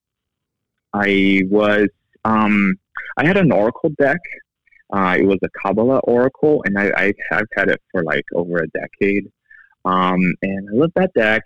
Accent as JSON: {"language": "English", "country": "Brazil", "moved": "yes", "lives_now": "United States", "said": "I'm originally from Brazil, but I've been here all of my adult life in the U.S."}